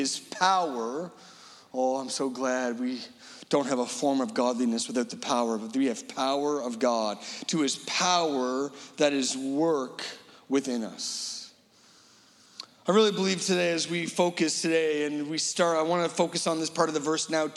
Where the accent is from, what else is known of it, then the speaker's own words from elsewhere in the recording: Halifax, Nova Scotia, Canada; we're from Halifax